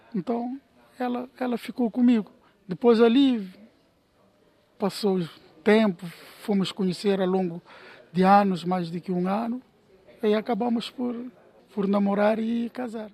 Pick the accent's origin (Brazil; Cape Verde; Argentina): Cape Verde; moved away as an adult; now in Porto, Portugal; vim de Cabo Verde para trabalhar e estou aqui radicado em Porto